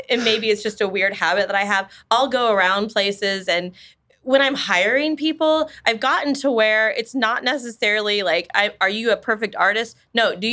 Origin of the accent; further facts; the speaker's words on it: Wichita, Kansas, United States; I was born and raised in Wichita. Mm. Um, we moved out of town uh, for a brief period, but mostly we've been here. We raised our kids here